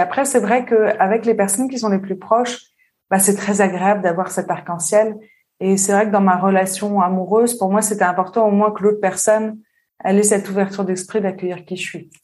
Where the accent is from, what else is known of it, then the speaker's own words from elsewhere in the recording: southern suburbs of Paris, Île-de-France, France; moved away as an adult; also born or lived in Réunion / Lyon; now in Switzerland; J'ai grandi en banlieue sud parisienne et après j'ai vécu à Paris longtemps